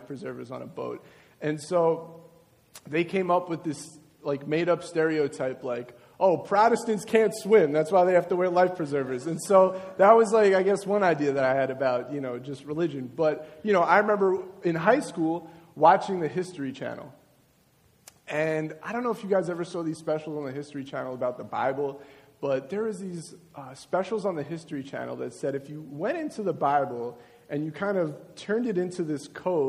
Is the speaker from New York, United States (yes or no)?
yes; Long Beach, New York, United States; I grew up in Long Beach, which is Nassau County.